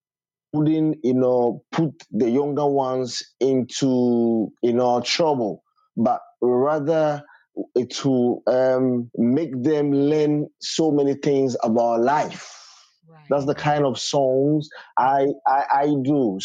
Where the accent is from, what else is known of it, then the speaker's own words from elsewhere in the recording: Volta, Ghana; I am from Ghana, Volta, Jamtown. That's where I'm from.